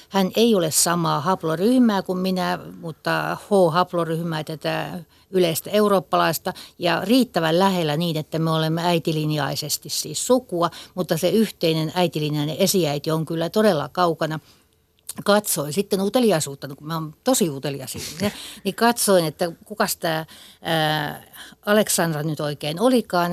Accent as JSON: {"language": "Finnish", "area": "Kokemäenjoki river basin area", "region": "Western Finland", "country": "Finland", "said": "me ollaan tämmöisiä länsisuomalaisia Kokemäenjoen vesistön alueelta"}